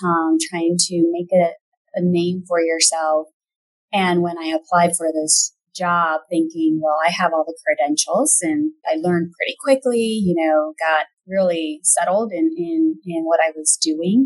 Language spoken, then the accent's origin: English; Puerto Rico; moved away as an adult; also born or lived in Indiana / Fort Wayne; Originally, I'm from Puerto Rico. That's where I grew up and went to undergrad school